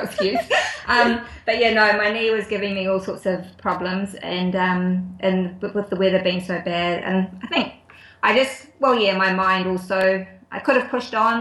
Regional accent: New Zealand; also born or lived in Auckland / Wellington / Tuakau, Waikato; I grew up in Auckland and Wellington. I actually went to boarding school um, down in Wellington for a few years.

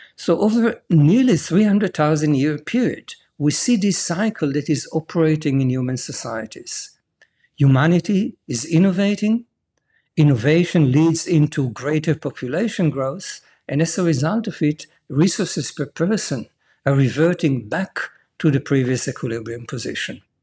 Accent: Jerusalem, Jerusalem District, Israel; I was born and raised in Jerusalem

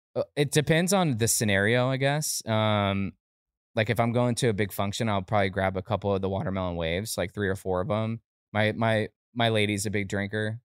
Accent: Lake County, Florida, United States; also born or lived in Altamonte Springs, Florida; born in Altamont Springs, Orlando, but I, I grew up in, uh, like a small, like a small county called Lake County

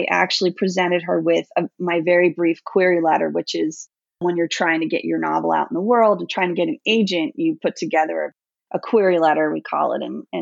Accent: New York, United States; moved away as an adult; I grew up in New York, but I left there quite a while ago

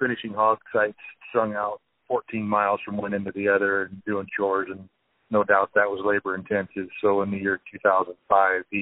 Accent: Odebolt, Iowa, United States; I'm from Sac County, Iowa, just 5 miles north of a town called Odebolt, out here in northwest Iowa

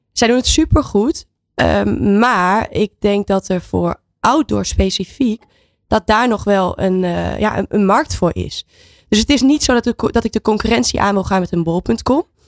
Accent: Netherlands; now in Spain

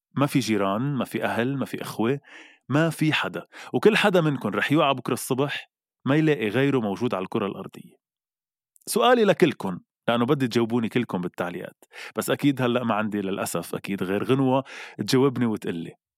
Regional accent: Lebanon; نحن كلبنانيه

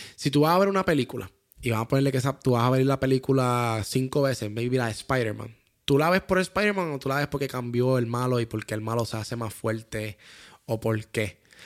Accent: Puerto Rico; somos de Puerto Rico

